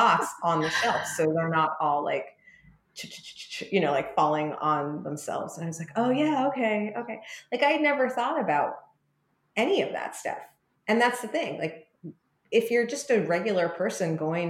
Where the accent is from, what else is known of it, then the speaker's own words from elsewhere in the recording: New York, United States; being a New Yorker